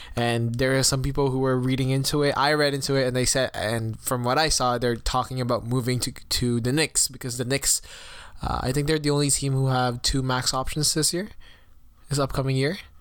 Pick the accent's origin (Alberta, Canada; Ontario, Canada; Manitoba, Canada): Ontario, Canada; Toronto; I am from Toronto